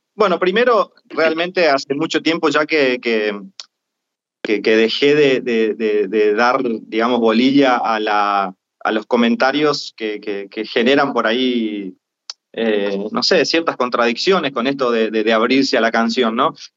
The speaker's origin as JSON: {"language": "Spanish", "region": "Corrientes", "country": "Argentina", "moved": "yes", "said": "al no ser el chamamecero ortodoxo siendo correntino, en mi provincia la verdad que mm. yo no, no trabajo"}